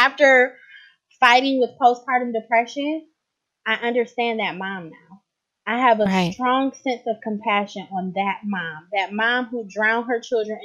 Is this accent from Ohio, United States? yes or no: yes; Cleveland, Ohio, United States; I live in a suburb of Cleveland as of right now, but I was born and raised in Cleveland, Ohio